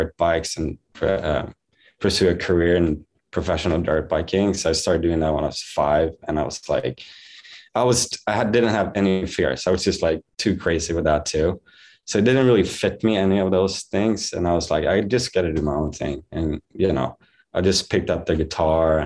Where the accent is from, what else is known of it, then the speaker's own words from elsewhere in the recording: Varberg, Halland County, Sweden; moved away; I was born and raised in Varberg, Sweden